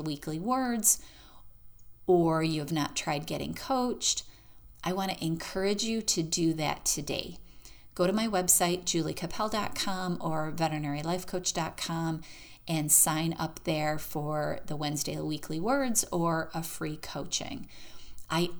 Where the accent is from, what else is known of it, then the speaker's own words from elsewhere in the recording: Michigan, United States; now in Florida, United States; I am from Michigan